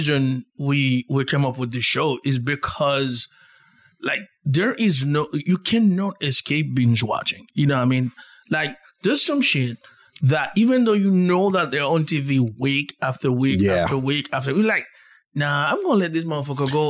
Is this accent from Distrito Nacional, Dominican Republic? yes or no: no; San Cristóbal, Dominican Republic; moved away; I grew up in San Cristobal, you know, the south of the Dominican